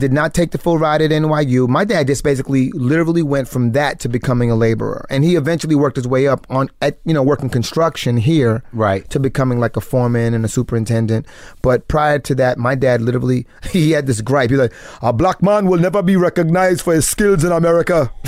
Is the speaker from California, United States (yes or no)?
no; Texas, United States; also born or lived in Paris; in Texas, we lived in the projects and we lived in trailer parks